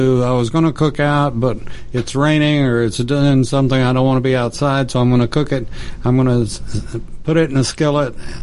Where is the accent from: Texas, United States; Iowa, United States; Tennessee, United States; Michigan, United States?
Texas, United States; I'm from Texas, as you probably know, and I've worked cattle ever since I was almost 2 years old